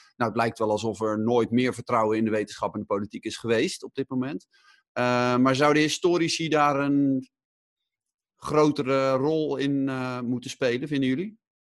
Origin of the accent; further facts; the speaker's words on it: Netherlands; wij als Nederlanders